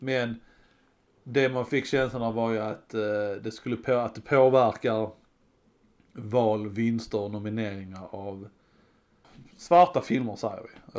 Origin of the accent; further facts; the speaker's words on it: Sweden; jag är en svensk med